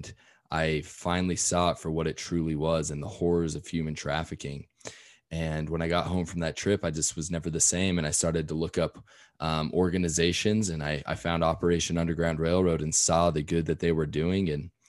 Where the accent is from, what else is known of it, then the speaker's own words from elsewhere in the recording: Salt Lake City, Utah, United States; So I grew up here in Salt Lake City, Utah